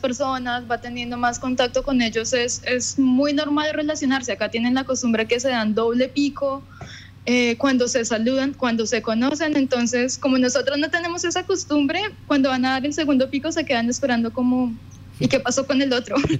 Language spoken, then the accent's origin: Spanish; Colombia; moved away as an adult; now in Düsseldorf, Germany; yo digo que soy de Colombia